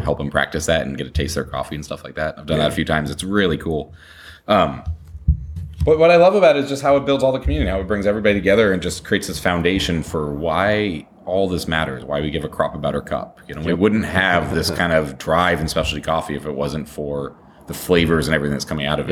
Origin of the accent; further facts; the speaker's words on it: Colorado, United States; moved away; I'm from Colorado originally